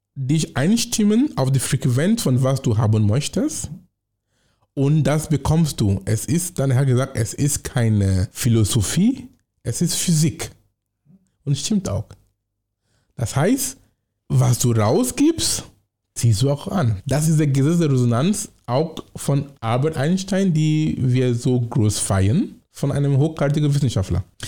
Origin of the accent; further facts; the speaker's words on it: Cameroon; German is a second language; moved away as an adult; now in Germany; Ich komme aus Kamerun und ich komme von vergleichsweise einem mittleren Oberschicht